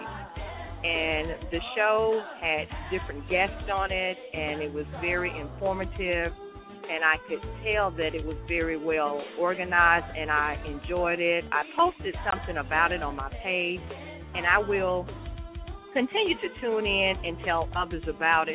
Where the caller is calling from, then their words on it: Memphis, Tennessee, United States; I'm calling from Memphis, Tennessee.